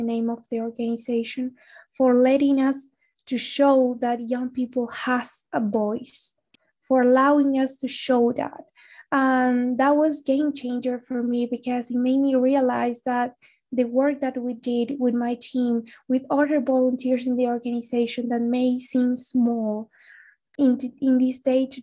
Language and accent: English; Salta, Argentina; moved away as an adult; also born or lived in Buenos Aires; because I moved to Buenos Aires to study because I'm actually from Salta.